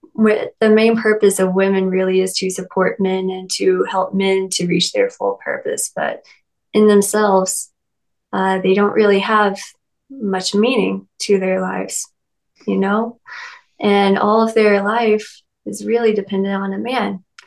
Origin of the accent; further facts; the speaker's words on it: Lexington, Kentucky, United States; I was raised in the Bible Belt. I'm from Lexington, Kentucky, and I've lived in a few small towns around that area.